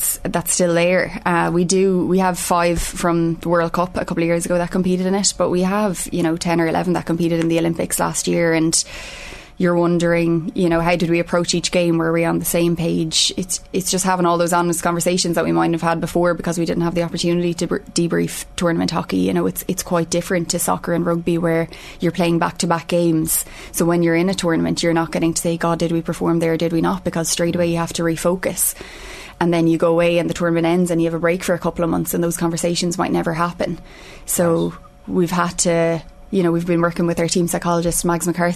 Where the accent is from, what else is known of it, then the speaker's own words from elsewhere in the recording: Ireland; part of being Irish